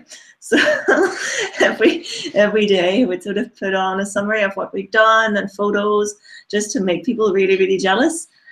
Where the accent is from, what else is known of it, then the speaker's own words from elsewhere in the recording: Germany; English is a second language; moved away as an adult; also born or lived in Leipzig; now in Northern Ireland, United Kingdom; I'm originally from Germany, by the way.